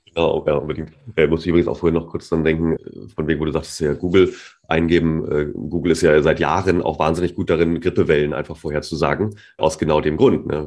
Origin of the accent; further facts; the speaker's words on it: Germany; als Deutscher